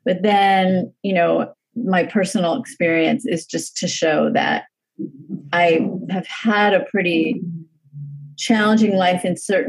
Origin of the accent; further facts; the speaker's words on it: Los Angeles, California, United States; growing up in the San Fernando Valley